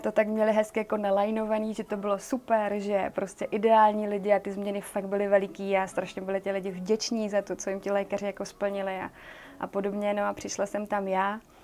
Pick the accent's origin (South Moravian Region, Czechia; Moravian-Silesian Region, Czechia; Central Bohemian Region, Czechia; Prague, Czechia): South Moravian Region, Czechia; Brno; já pocházím z Brna